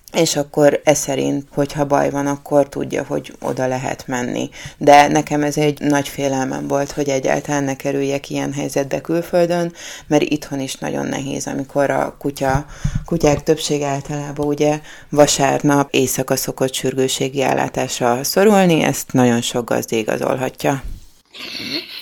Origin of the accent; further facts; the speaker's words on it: Budapest, Hungary; én budapestiként